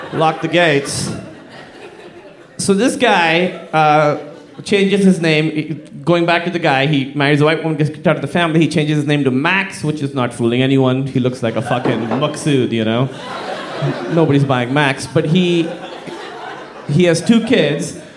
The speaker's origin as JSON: {"language": "English", "country": "Pakistan", "moved": "yes", "said": "I'm from Pakistan, like I said, very conservative Muslim fa- family"}